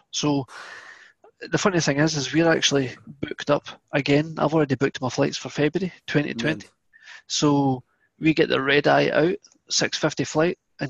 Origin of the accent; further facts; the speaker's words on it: Scotland, United Kingdom; accent: Scottish; I never grew up with football, which is probably the only person in Scotland that didn't grow up with football.